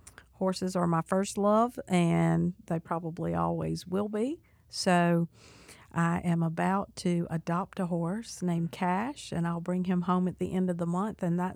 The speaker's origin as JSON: {"language": "English", "town": "Charleston", "region": "South Carolina", "country": "United States", "tie": "born or raised there", "said": "And I am not a native of North Carolina. I am a native of South Carolina. I was born in Charleston on the Navy base, and my dad was in the Air Force."}